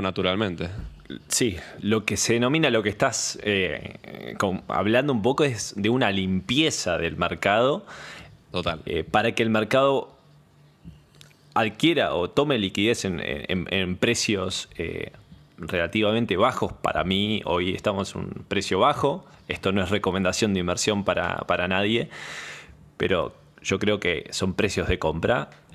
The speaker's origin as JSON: {"language": "Spanish", "country": "Argentina", "said": "soy de Argentina."}